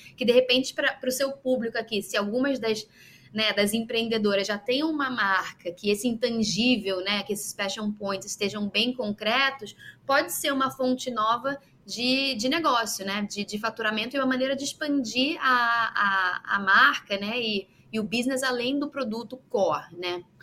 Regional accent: Rio de Janeiro, Brazil; moved away as an adult; now in Belgium; eu sou carioca, eu nasci no Rio

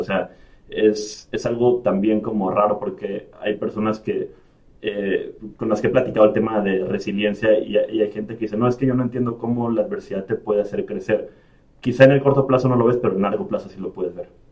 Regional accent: Emiliano Zapata, Tabasco, Mexico; moved away as an adult; also born or lived in Mexico City / Villahermosa / Monterrey / Rennes; now in Ireland; crecí y viví 15 años en un pueblo que se llama Emiliano Zapata en el estado de Tabasco

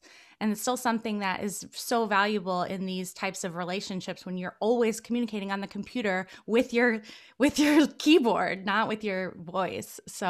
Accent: Connecticut, United States; I'm from Connecticut.

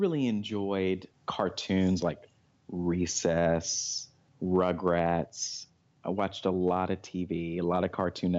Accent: Fort Worth, Texas, United States; I have. I grew up in Fort Worth, Texas, and went to college in Henderson, Tennessee, which is about an hour and a half away from Memphis, which is in West Tennessee.

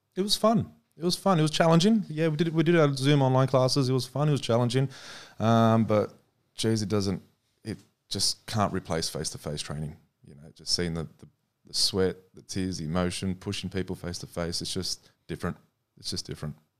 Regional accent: Australia; we're from Australia

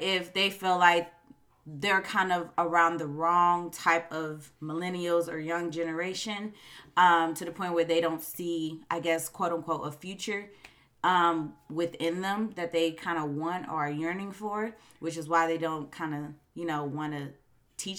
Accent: Chicago, Illinois, United States; I am from Chicago and I cannot help my slang or my accent.

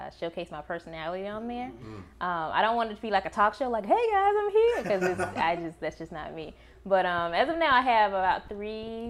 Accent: Atlanta, Georgia, United States; I'm actually from Atlanta, the city of Atlanta

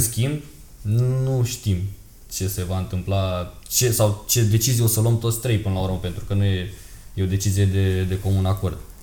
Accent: Romania; noi suntem din România

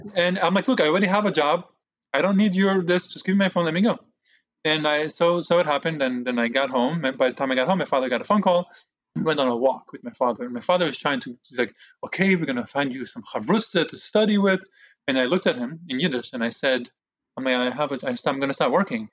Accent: Jerusalem, Jerusalem District, Israel; also born or lived in Brooklyn, New York, United States; now in United States; my parents moved me to Israel with themselves and my two older brothers. And that's where I, Jerusalem. That's where I grew up.

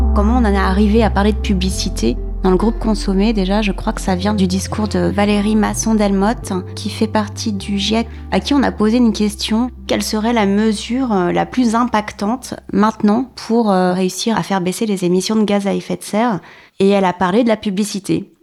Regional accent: Paris region, Val-de-Marne, Île-de-France, France; Je viens de la région parisienne, banlieue sud, dans le 94.

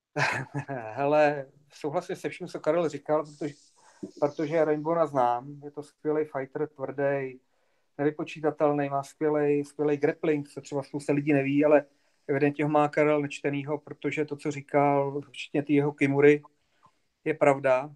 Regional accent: Bohemia, Czechia; tady u nás v Čechách

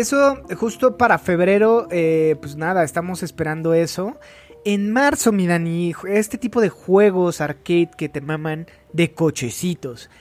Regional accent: Mexico City, Mexico; soy del DF

